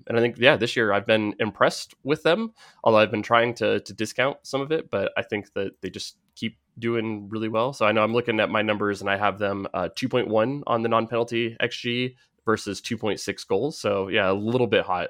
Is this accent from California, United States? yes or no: yes; Bay Area, California, United States; growing up in the Bay Area